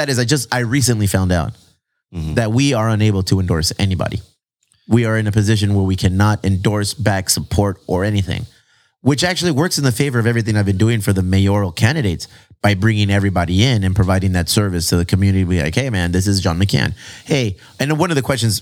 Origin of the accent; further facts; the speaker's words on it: San Diego, California, United States; But we're from San Diego, cousins.